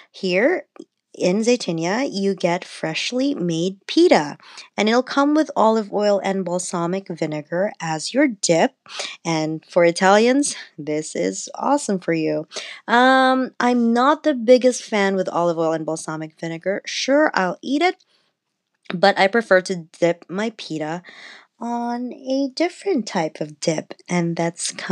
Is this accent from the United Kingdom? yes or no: no; Philippines; And I'm Filipino, so we do fire roasted eggplant too, but we don't make dips out of them.